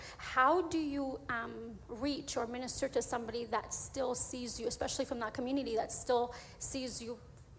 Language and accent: English; Iraq; now in British Columbia, Canada; I'm originally from Iraq, and there is a big community of us in BC.